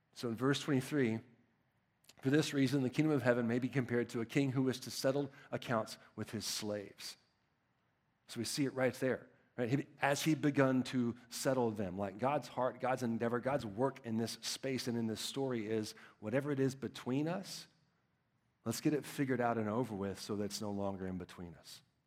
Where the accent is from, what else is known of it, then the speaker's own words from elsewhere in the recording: Texas, United States; I'm from Texas